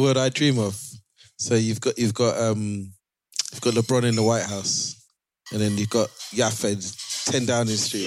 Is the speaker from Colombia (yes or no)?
no; Canada; I'm Canadian